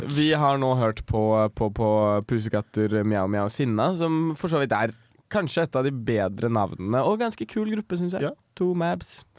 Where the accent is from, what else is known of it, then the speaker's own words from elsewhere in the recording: Ahus, Akershus, Norway; april 2002 ble jeg født på Ahus